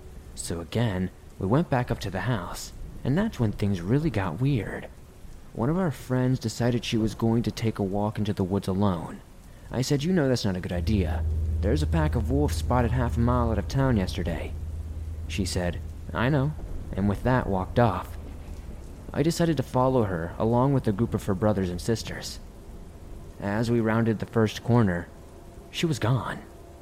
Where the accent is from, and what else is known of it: Rhode Island, United States; born or raised there